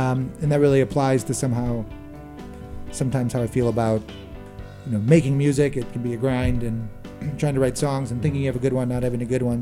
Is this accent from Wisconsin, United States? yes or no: yes; Milwaukee, Wisconsin, United States; we're from Milwaukee, and Wisconsin itself is a great festival place